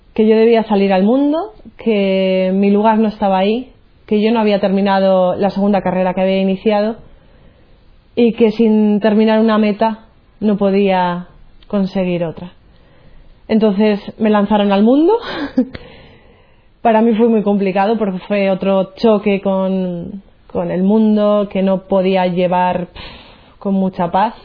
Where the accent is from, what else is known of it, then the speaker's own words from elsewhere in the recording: Burgos, Castile and León, Spain; now in Cantabria, Spain; soy de Burgos, eh, pero resido aquí en Cantabria